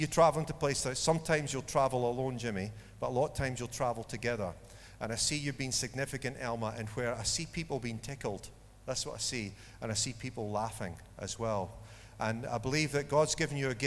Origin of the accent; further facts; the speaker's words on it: Dundee, Scotland, United Kingdom; I was born in Dundee